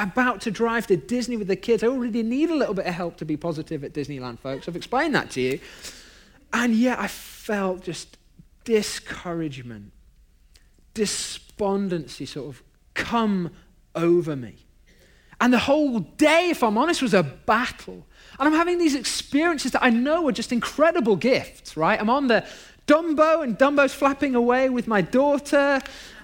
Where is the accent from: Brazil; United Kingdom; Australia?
United Kingdom; now in Long Beach, United States; I'm British